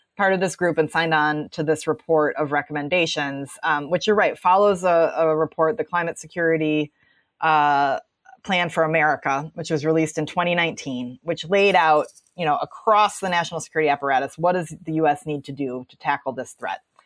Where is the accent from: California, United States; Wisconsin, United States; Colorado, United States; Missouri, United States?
Wisconsin, United States; I'm sitting here in Wisconsin today, which is my, my home state where I grew up